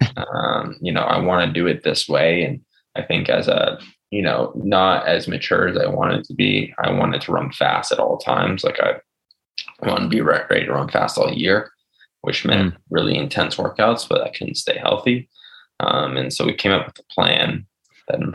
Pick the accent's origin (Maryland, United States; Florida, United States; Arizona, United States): Arizona, United States; Chandler; I grew up in Chandler